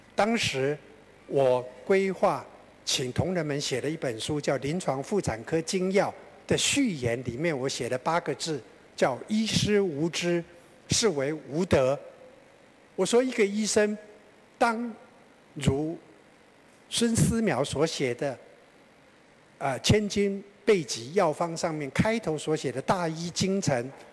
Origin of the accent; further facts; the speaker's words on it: Taiwan; 我们台湾人